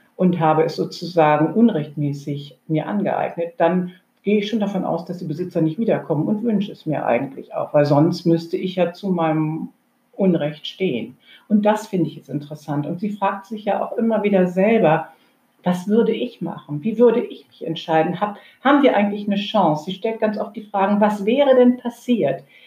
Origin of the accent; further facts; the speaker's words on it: Germany; eher als Europäerin aufgewachsen, denn als Deutsche